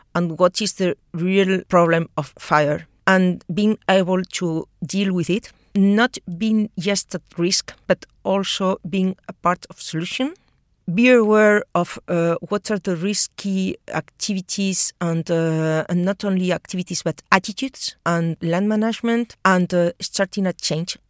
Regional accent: Spain; now in Australia; I'm talking from from Europe uh, because I'm Spanish.

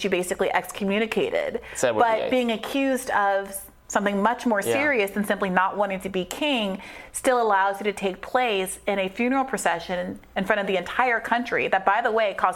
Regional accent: New York, United States; I'm from New York

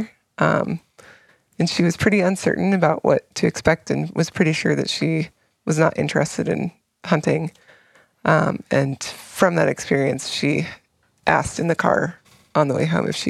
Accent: Helena, Montana, United States; I grew up in Montana. I'm from Helena, but my family is from Lincoln, which is a little town in the mountains, just on the kind of the edge of the scapegoat, Bob Marshall, in the Blackfoot corridor.

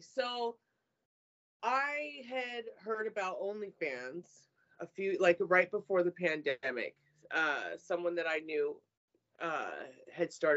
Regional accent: California, United States; I'm a California girl.

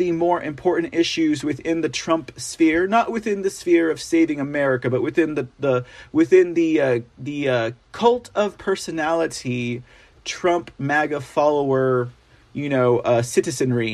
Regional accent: San Antonio, Texas, United States; here in my hometown

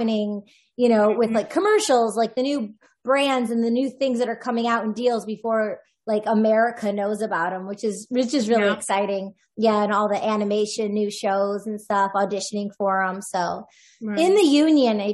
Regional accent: Michigan, United States; I grew up in Michigan, so I used to go to Illinois all the time

